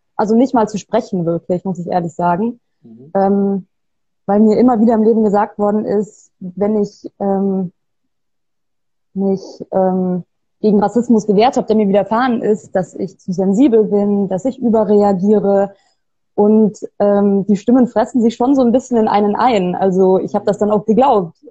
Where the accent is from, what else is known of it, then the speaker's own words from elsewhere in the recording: Bavaria, Germany; moved away; also born or lived in Trier; ich komme aus Bayern. Ich bin ähm, nicht in Bayern geboren, ich bin da aufgewachsen